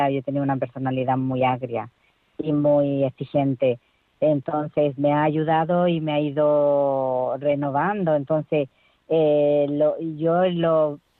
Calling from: Valencia, Valencian Community, Spain; soy de Valencia.

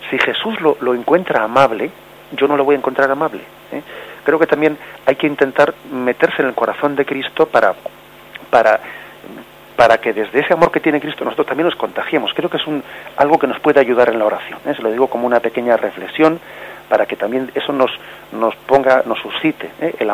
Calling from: Vigo, Galicia, Spain; de Vigo.

